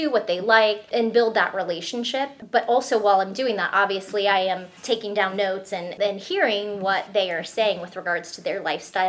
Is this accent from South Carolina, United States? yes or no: no; South Florida, United States; moved away as an adult; also born or lived in Salt Lake City, Utah; now in Indiana, United States; I was raised in the suburbs down in South Florida, so totally understand suburban life, get it.